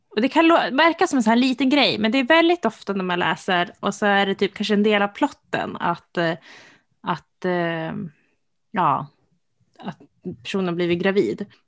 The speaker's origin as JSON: {"language": "Swedish", "country": "Sweden", "said": "jag som svensk"}